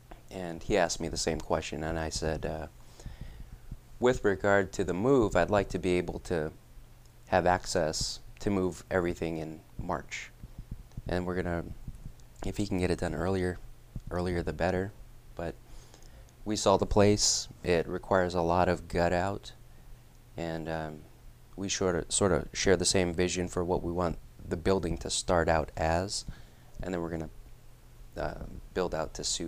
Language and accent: English; Hawaii, United States; moved away; I'm from Hawaii.